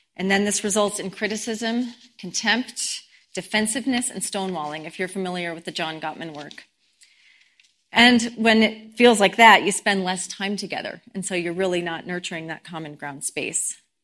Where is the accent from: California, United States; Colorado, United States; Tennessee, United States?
Colorado, United States; Boulder; I grew up in Boulder